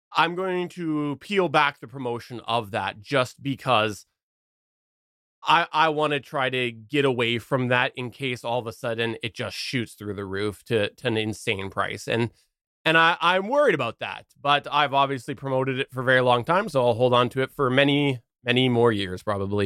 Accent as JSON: {"language": "English", "country": "Canada", "said": "I'm Canadian"}